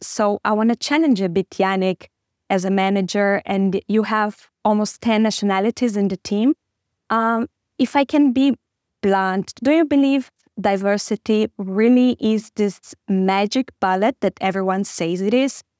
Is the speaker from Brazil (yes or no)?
yes; Brazil; moved away as an adult; now in Germany; I came from Brazil, and I moved to Germany like two and a half years ago